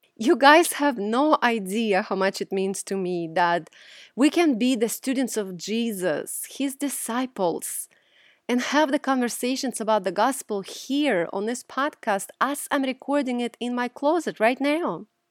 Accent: Russia; moved away; Growing up in Russia, the Orthodox religion I observed

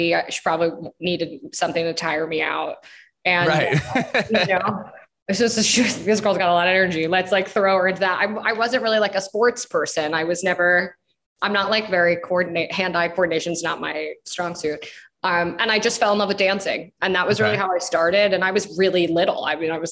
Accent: Long Island, New York, United States; I grew up on Long Island.

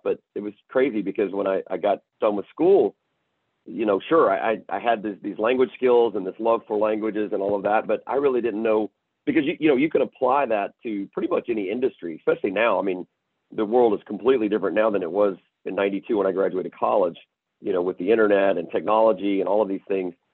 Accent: Chattanooga, Tennessee, United States; moved away as an adult; also born or lived in Memphis, Tennessee; now in Houston, United States; born and raised in Chattanooga, Tennessee

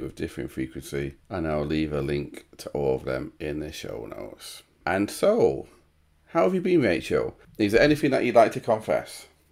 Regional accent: Sheffield, Yorkshire and the Humber, United Kingdom; I'm from Sheffield

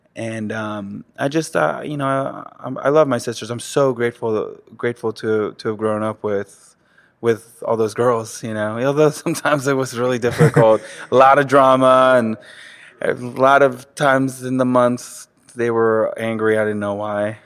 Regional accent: South Florida, United States; first language French; English is a second language; also born or lived in Manhattan, New York City / southwest of France; until, like, kindergarten, I was in the southwest of France, and then after that, we moved to South Florida

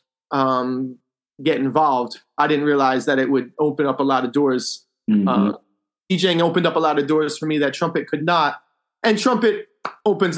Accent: New Jersey outside of Philadelphia, United States; moved away as an adult; also born or lived in Europe; now in Key West, United States; I live in Key West now. I grew up in New Jersey outside of Philadelphia

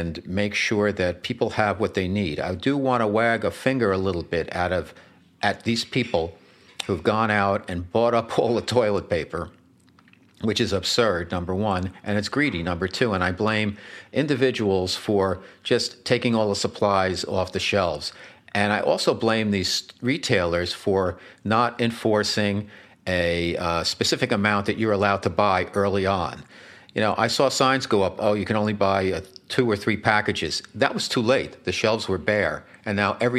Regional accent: River Edge, New Jersey, United States; I was home with my mom one time back in River Ridge, New Jersey

